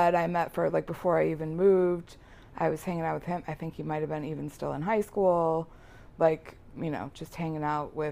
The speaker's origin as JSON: {"language": "English", "town": "Wheaton", "region": "Illinois", "country": "United States", "tie": "born or raised there", "moved": "as an adult", "lives_now": "Oswego, United States", "said": "I was in Wheaton. So I grew up in Wheaton"}